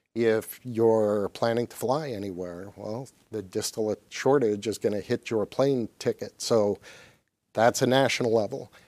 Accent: Canada; now in Michigan, United States; when I was growing up in Canada

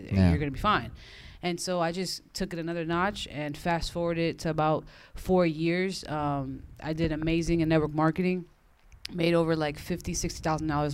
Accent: Orlando, Florida, United States; moved away as an adult; also born or lived in Queens, New York / Fort Lauderdale, Florida / Miami, Florida; now in Los Angeles, United States; I was born in New York, Queens, New York, raised in Orlando, Florida.

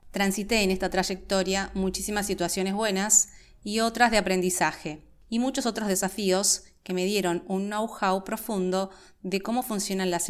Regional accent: Buenos Aires, Argentina; also born or lived in Santiago, Chile; Como te comenté, nací en Santiago de Chile, pero he vivido desde casi toda mi vida en Buenos Aires, Argentina, desde que tenía seis años de edad, y he vivido en la ciudad de Buenos Aires específicamente, con lo cual estoy súper aporteñada

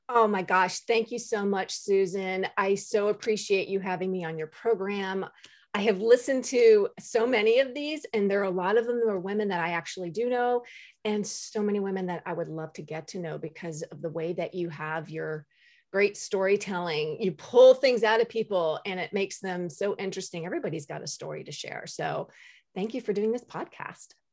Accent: Maryland, United States; moved away as an adult; also born or lived in Washington, D.C.; now in Jacksonville, United States; I grew up in Maryland

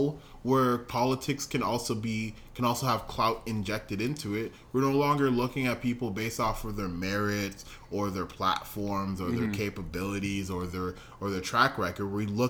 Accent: Canada; We're Canadian.

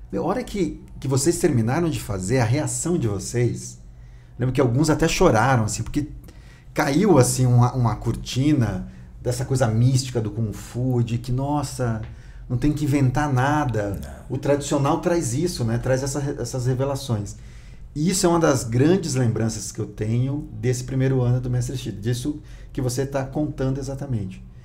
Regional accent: Northeast Brazil, Brazil; moved away; sou nordestino também

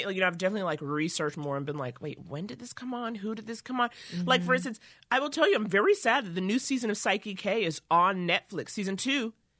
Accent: New York, United States; moved away as an adult; now in Los Angeles, United States; I'm from New York, originally.

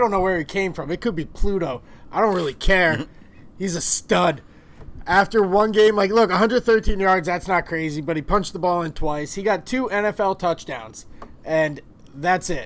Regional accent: Philadelphia, Pennsylvania, United States; We're from Philly.

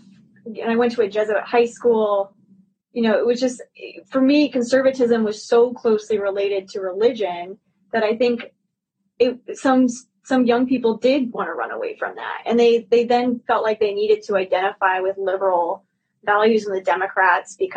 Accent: Indiana, United States; moved away as an adult; also born or lived in Chicago, Illinois; now in Massachusetts, United States; growing up in Indiana

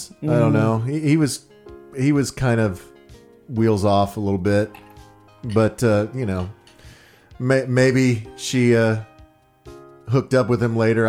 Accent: Dallas, Texas, United States; I'm from Dallas.

